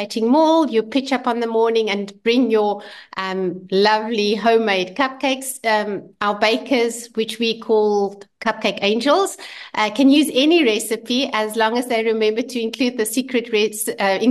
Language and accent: English; Vereeniging, Gauteng, South Africa; we come from Vereeniging, originally from the Vaal, and we have a restaurant there.